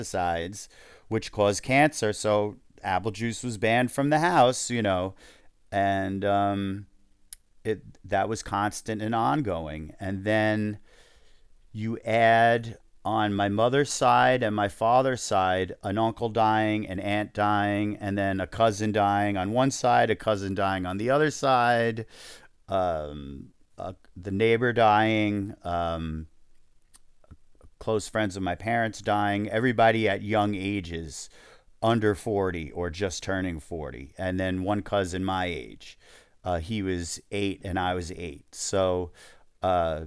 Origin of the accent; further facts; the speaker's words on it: New York, United States; we're Jewish and from New York